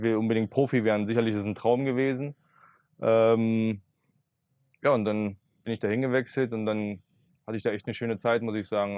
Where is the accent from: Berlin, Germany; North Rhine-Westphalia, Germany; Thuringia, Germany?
Berlin, Germany; weiter bei meinen Eltern noch wohnen, ähm, war in meiner Heimatstadt